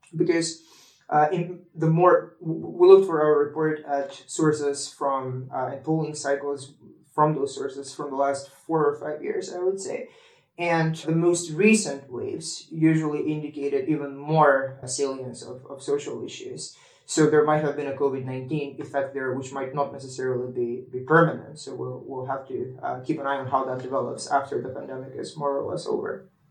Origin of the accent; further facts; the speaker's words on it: North Macedonia; I used to be a member of the Young European Federalists in my home country, in North Macedonia